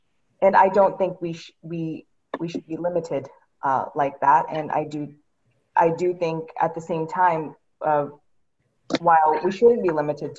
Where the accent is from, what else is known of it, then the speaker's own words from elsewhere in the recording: Pakistan; there will be people who will see me and know that I'm originally from Pakistan and will assume that I am a South Asian expert